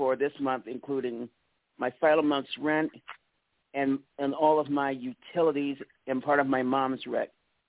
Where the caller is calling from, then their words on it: Manhattan, Kansas, United States; … from Manhattan, Kansas.